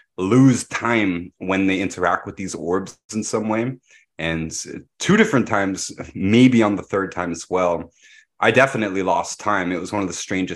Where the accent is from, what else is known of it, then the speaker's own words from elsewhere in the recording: Pickering, Ontario, Canada; the nuclear power plant that I grew up next to in Pickering, Ontario.